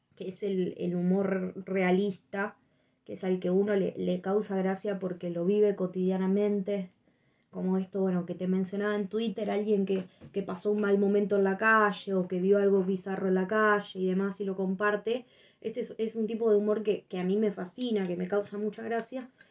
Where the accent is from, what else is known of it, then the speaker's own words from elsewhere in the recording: Argentina; Somos argentinos